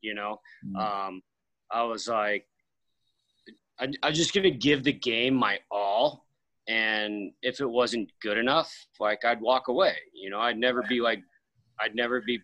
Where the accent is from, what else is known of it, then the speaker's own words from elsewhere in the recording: Sonoma County, Northern California, United States; born and raised in Northern California. So, just north of San Francisco, you know, like the wine country, Sonoma County